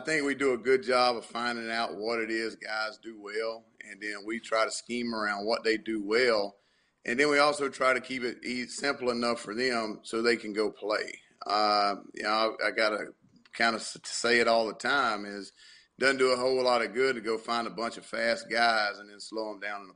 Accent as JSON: {"language": "English", "region": "the South", "country": "United States", "tie": "born or raised there", "said": "that's just how we're raised around in the South"}